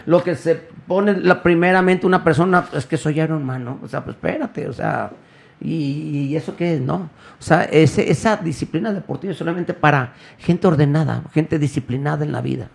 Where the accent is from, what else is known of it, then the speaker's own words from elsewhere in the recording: Guadalajara, Jalisco, Mexico; Aquí nací y aquí soy, soy del barrio de San Juan de Dios